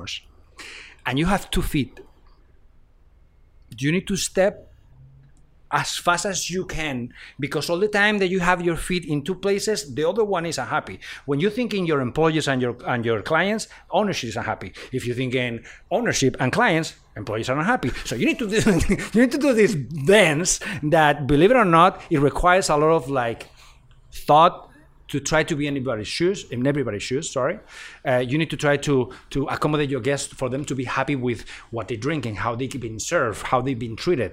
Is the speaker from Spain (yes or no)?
yes; Spain; moved away; I'm from Spain